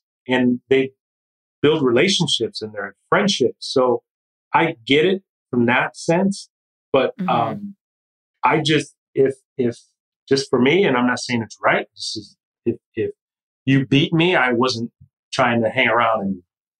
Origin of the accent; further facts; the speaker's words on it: Kalamazoo, Michigan, United States; I grew up in Kalamazoo, Michigan.